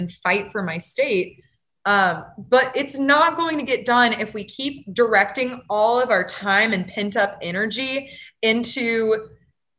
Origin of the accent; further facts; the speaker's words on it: Louisiana, United States; moved away; I'm back in my home state of Louisiana